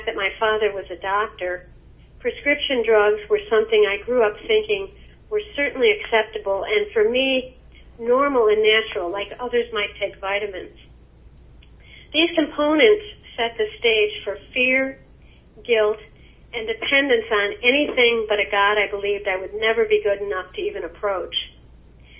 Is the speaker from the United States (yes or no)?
yes; Chicago, Illinois, United States; I was born in Chicago, Illinois, into an Irish Catholic home in 1945